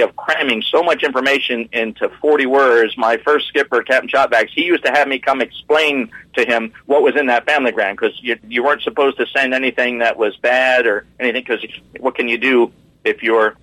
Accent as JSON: {"language": "English", "town": "New Smyrna Beach", "region": "Florida", "country": "United States", "said": "I was from New Smyrna Beach, just below Daytona"}